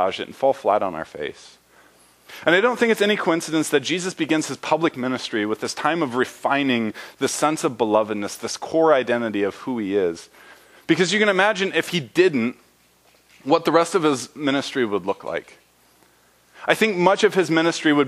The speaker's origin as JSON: {"language": "English", "region": "Indiana", "country": "United States", "tie": "born or raised there", "said": "I grew up in Indiana"}